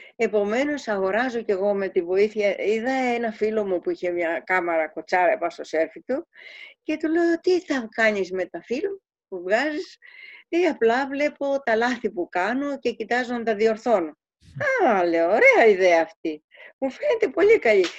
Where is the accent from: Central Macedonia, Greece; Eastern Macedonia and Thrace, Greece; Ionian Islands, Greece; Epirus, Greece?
Ionian Islands, Greece; Kefalonia; moved away; also born or lived in Switzerland; Φεύγω από την κεφαλονιά